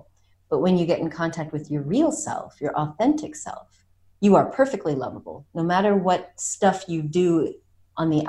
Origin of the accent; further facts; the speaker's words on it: United States; now in France; I was born in America